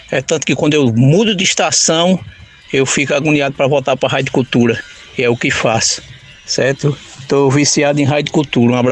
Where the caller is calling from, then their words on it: Pernambuco, Brazil; sou aqui do Vassoural.